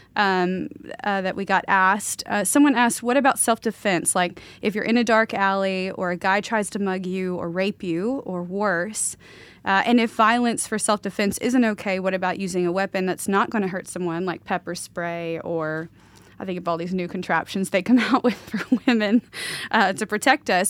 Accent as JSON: {"language": "English", "region": "the South", "country": "United States", "tie": "born or raised there", "moved": "yes", "lives_now": "Pacific Northwest, United States", "said": "all these people I knew growing up in the South"}